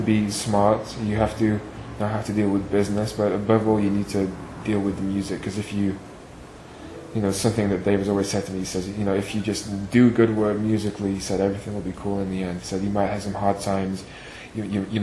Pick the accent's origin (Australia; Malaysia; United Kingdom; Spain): United Kingdom; Doncaster, Yorkshire and the Humber; moved away as an adult; also born or lived in Manchester; now in New York, United States; I grew up in a town in northern England called Doncaster, which is my hometown, you know, where I was born